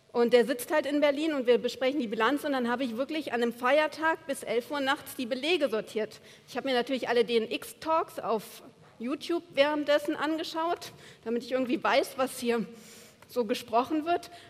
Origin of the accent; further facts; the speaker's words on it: Buenos Aires, Argentina; Und dann komme ich, eine Studentin aus Buenos Aires, und launch das Ding.